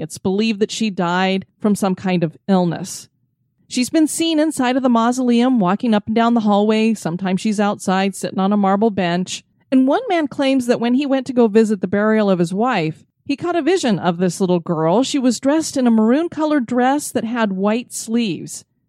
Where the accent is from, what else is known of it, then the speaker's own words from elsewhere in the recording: Florida, United States; my home state of Florida